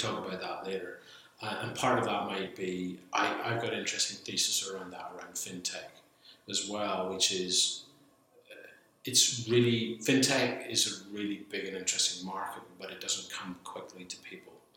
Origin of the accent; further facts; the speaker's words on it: Belfast, Northern Ireland, United Kingdom; moved away as an adult; also born or lived in Bristol; I born and brought up in Belfast.